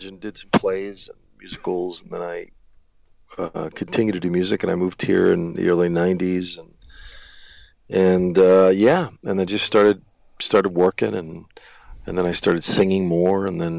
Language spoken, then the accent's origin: English; New Jersey, United States; I was in a local band with friends of mine in New Jersey, growing up in New Jersey